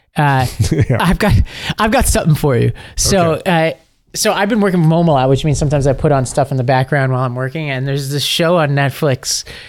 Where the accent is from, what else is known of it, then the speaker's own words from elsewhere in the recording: New York, United States; I am a New Yorker